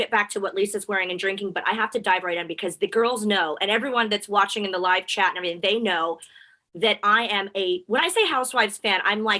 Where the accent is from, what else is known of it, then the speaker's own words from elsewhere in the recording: Texas, United States; also born or lived in El Paso, Texas / Houston, Texas; being from Texas, I was born in El Paso, lived in Houston.